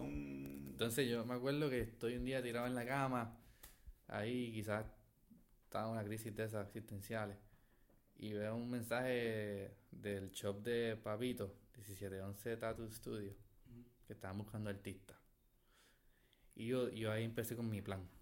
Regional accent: Puerto Rico; also born or lived in Caracas, Venezuela; nací en Venezuela, me crié en Puerto Rico

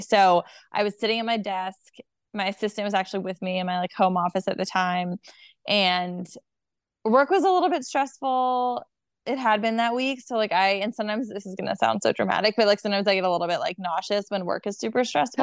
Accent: Delaware, United States; now in Charlotte, United States; I'm from Delaware.

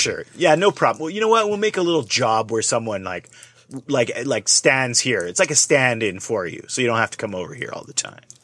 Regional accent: Canada; I was from Canada

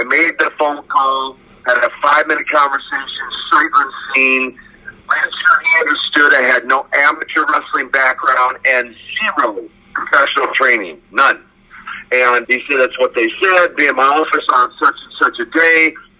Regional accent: Russia; English is a second language; Now, of course, I'm from Russia, right?

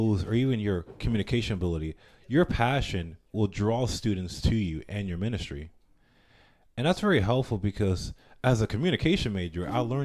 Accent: Panama; I'm from Panama.

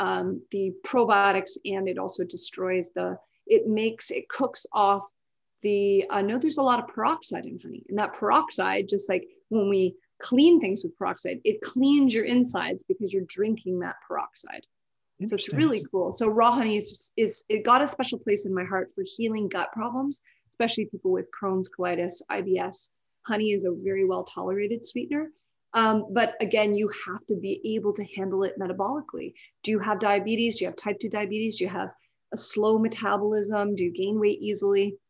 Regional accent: Canada; we're both Canadian

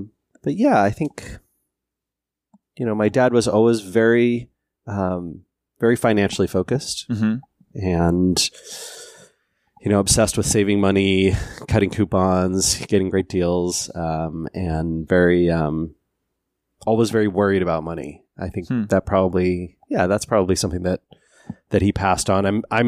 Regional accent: Seattle, Washington, United States; So I grew up here in the Seattle area, but in a very rural part, way out in unincorporated King County, kind of in the forest.

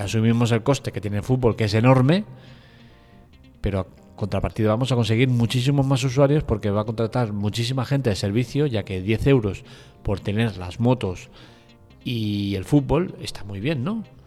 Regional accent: Spain; somos los españoles

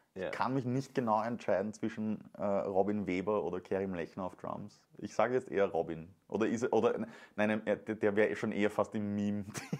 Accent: Venlo, Limburg, Netherlands; moved away; Da muss ich zurück in meine Heimat

